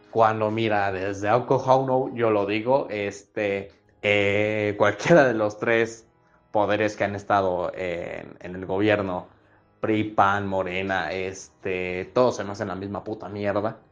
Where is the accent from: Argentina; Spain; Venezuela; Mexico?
Mexico; como todo mexicano